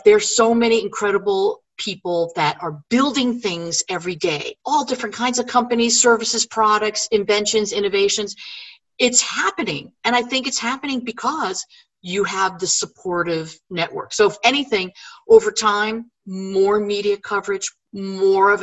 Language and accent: English; Northeast, United States; moved away as an adult; now in San Antonio, United States; I grew up in the Northeast, so my snow quota is filled